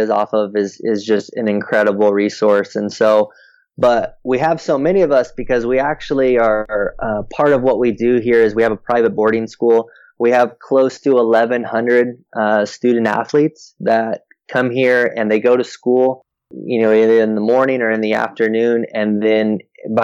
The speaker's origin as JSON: {"language": "English", "region": "Oregon", "country": "United States", "tie": "born or raised there", "moved": "as an adult", "lives_now": "Florida, United States", "said": "Linfield College, which is in McMinnville, Oregon, my home state"}